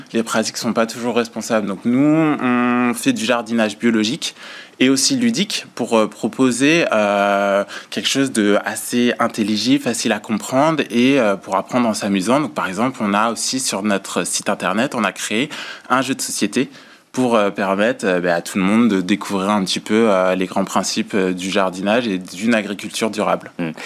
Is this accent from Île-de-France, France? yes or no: no; Vendée, Pays de la Loire, France; on se connaît depuis qu'on a 11 ans, on a grandi ensemble en Vendée